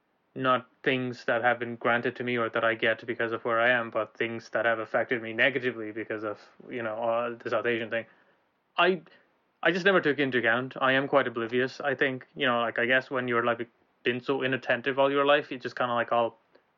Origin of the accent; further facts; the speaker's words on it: Ireland; now in Glasgow, United Kingdom; So, we're in Glasgow right now. We used to be in Ireland. We grew up in Ireland